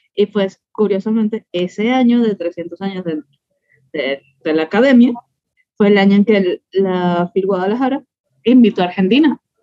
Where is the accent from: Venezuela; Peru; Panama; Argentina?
Venezuela; now in Mexico City, Mexico; soy venezolana